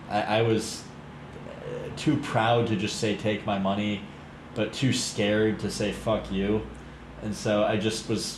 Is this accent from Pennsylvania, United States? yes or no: yes; Pittsburgh, Pennsylvania, United States; I'm from Pittsburgh.